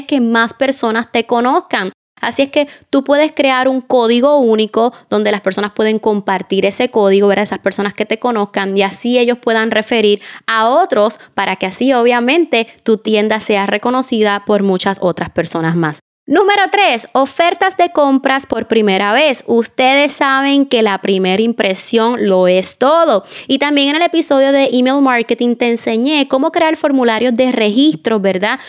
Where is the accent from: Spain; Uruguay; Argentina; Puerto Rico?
Puerto Rico; mi país, Puerto Rico